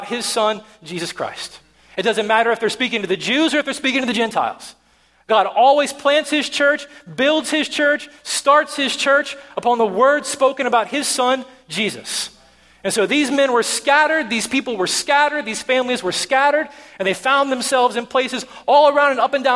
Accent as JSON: {"language": "English", "region": "Tennessee", "country": "United States", "moved": "yes", "said": "I'm from Tennessee"}